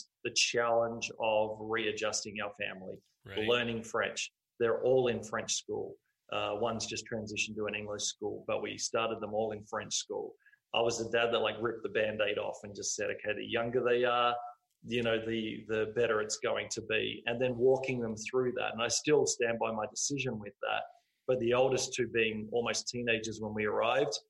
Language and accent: English; Australia; moved away as an adult; now in Montreal, Canada; we're from Australia